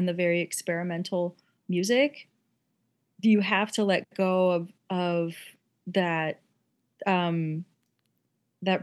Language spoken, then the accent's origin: English; Omaha, Nebraska, United States; I'm from Omaha.